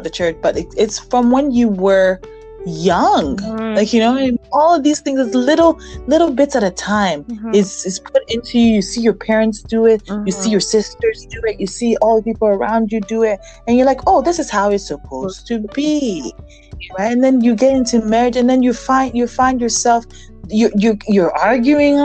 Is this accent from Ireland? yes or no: no; Ghana; moved away; coming from Africa, like, I grew up in Ghana.